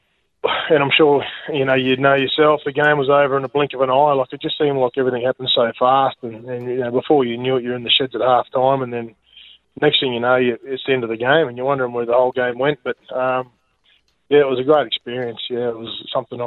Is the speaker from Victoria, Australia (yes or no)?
no; Tamworth, New South Wales, Australia; also born or lived in North Queensland; when I was a kid growing up in Tamworth